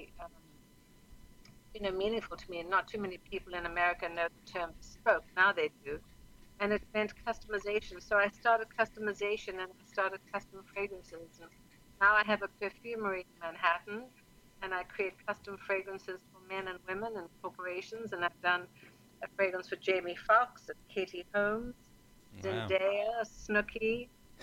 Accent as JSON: {"language": "English", "country": "South Africa", "tie": "born or raised there", "moved": "as an adult", "lives_now": "New York, United States", "said": "I'm actually from South Africa"}